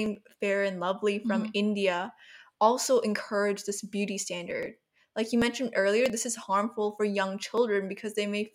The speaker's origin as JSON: {"language": "English", "country": "Taiwan", "said": "So I'm from Taiwan"}